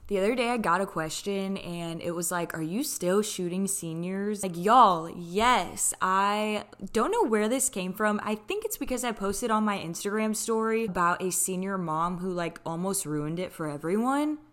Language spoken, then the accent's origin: English; Houston, Texas, United States; also born or lived in Switzerland; I'm from Houston, Texas, but I'm originally born in Switzerland